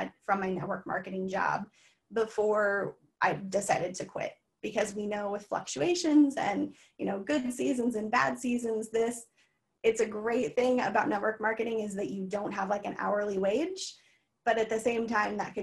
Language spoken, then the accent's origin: English; Missouri, United States; moved away as an adult; also born or lived in East Coast; we moved back to the state or to my hometown in Missouri